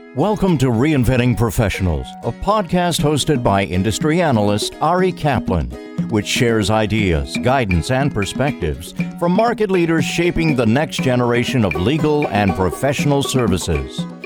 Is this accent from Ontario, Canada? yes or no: yes; Toronto, Ontario, Canada; I am Canadian, I'm from Toronto